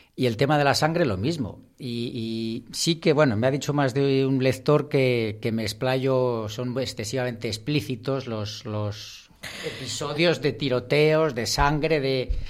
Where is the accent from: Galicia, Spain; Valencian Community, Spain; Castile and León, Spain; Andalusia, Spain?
Castile and León, Spain; Peñafiel; mi pueblo, de Peñafiel